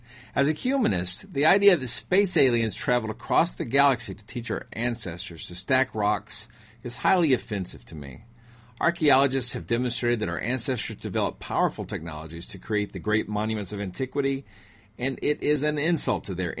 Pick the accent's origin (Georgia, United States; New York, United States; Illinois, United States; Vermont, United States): Georgia, United States; Etowah Indian Mounds; Is my hometown still in there, the Etowah Indian Mounds?